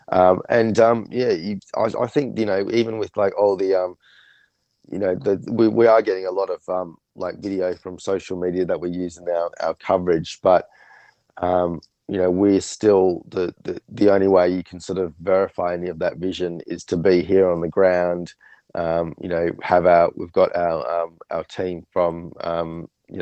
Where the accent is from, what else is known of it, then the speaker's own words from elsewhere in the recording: Australia; we're from Australia